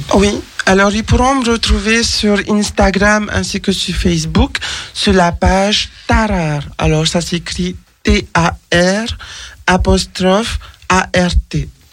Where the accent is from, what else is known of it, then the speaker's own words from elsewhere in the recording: French Polynesia; now in France; je viens de Tahiti, les saisons je les connaissais pas.